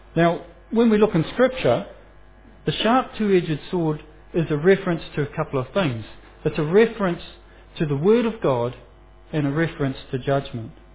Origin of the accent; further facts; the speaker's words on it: Foxton, Manawatū-Whanganui, New Zealand; I'm, I'm a boy from Foxton, and um, my pronunciation of certain Greek words and Roman words and things like that uh, may show where my heritage come from